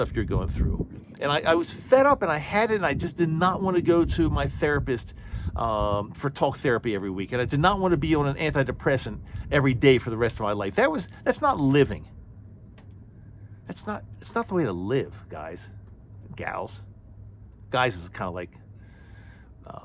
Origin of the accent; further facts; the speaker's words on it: Utah, United States; my home state of Utah